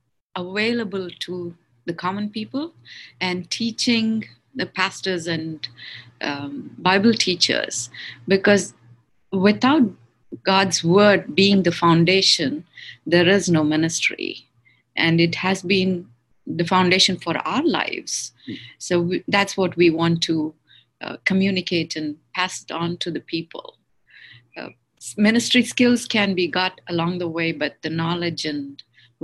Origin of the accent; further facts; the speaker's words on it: Bangalore, Karnataka, India; first language Kannada; English is a second language; moved away as an adult; now in Hyderabad, India; I was born and brought up in Bangalore in a godly family